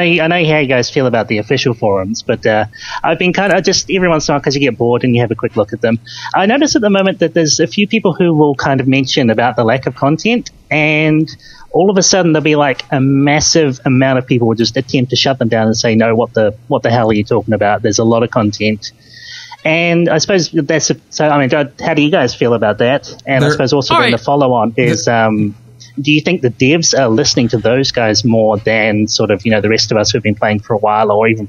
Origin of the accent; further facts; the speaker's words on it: New Zealand; First time caller, all the way from New Zealand.